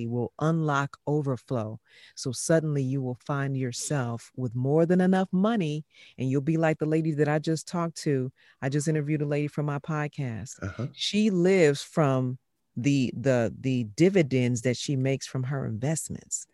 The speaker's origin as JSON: {"language": "English", "town": "Chicago", "region": "Illinois", "country": "United States", "tie": "born or raised there", "moved": "yes", "said": "born and raised in Chicago"}